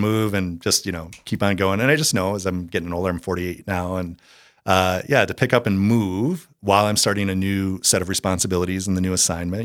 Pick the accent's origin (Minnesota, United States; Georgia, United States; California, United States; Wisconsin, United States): Minnesota, United States; Eagan; moved away; also born or lived in Iowa State University; I was born and raised in, uh, the Twin Cities in, I grew up in Eagan, which is a suburb of the Twin Cities there.